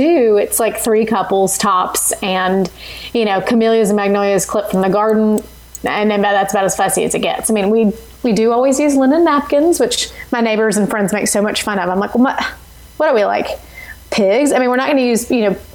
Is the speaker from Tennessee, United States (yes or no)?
yes; Tennessee, United States; I'm a Tennessee girl and was born and bred on barbecue